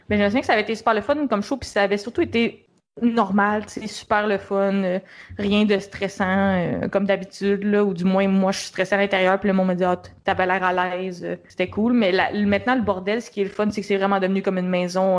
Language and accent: French; Montreal, Quebec, Canada; Moi, je suis de Montréal